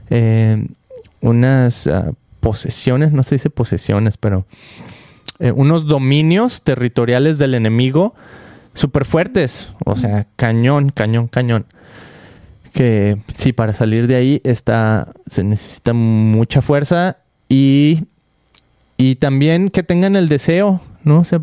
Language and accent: Spanish; Guadalajara, Jalisco, Mexico; oh, que yo soy de Guadalajara